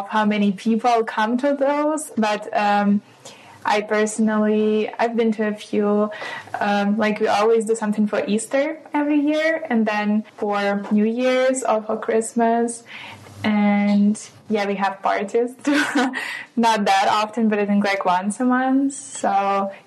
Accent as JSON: {"language": "English", "town": "Kaliningrad", "region": "Kaliningrad Oblast", "country": "Russia", "moved": "as an adult", "lives_now": "Hamburg, Germany", "said": "I come from Russia, Kaliningrad, and I study medicine here in Hamburg and live in this dorm."}